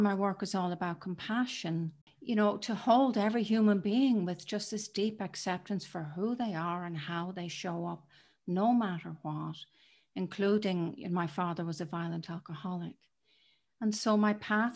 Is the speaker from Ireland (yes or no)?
yes; Dublin, Leinster, Ireland; moved away as an adult; now in United Kingdom; I was born in Dublin in Ireland, and it has shaped me. I live in the UK now, but it was an intense place to grow up.